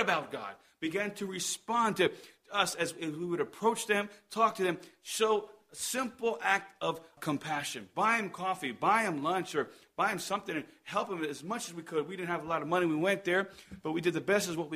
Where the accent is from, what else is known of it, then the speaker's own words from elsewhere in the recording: Columbus, New Jersey, United States; moved away; also born or lived in Madrid, Spain; I'm from Columbus, New Jersey.